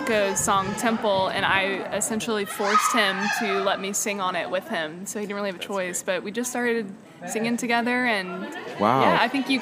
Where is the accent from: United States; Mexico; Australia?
United States; Orlando, Florida; now in Nashville, United States; I'm originally from Florida, right there in the heart of Florida and Orlando, Disney World